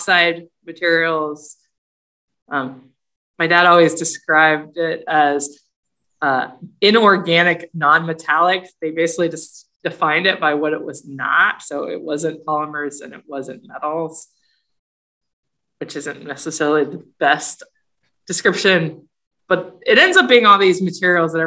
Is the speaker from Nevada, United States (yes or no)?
no; Athens, Ohio, United States; I moved several times when I was little, and then when I was about 10, we moved to Southeast Ohio, Athens, which is a college town where Ohio University